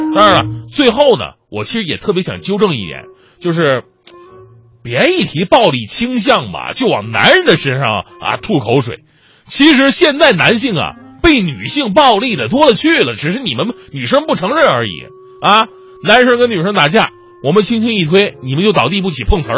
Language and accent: Chinese; Northeast China, China; 我是东北人